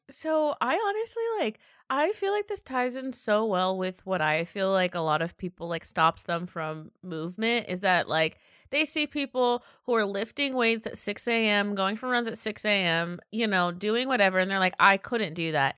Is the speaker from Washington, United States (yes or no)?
yes; Seattle, Washington, United States; I come from Seattle